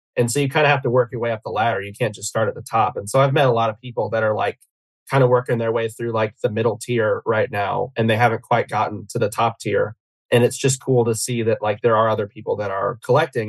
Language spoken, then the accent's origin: English; Atlanta, Georgia, United States; I'm from Atlanta